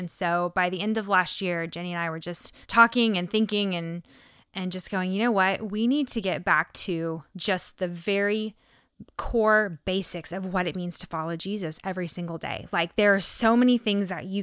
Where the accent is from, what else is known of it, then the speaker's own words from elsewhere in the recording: Texas, United States; we're from Texas, so we say y'all down here